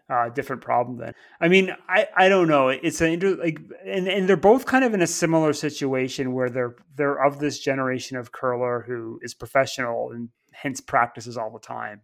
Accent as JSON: {"language": "English", "country": "Canada", "tie": "born or raised there", "moved": "yes", "lives_now": "United Kingdom", "said": "growing up in Canada"}